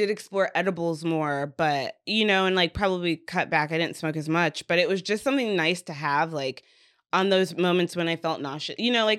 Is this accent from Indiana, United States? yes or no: yes; Indiana, United States; I'm from Indiana, stuck in my ways, rural guy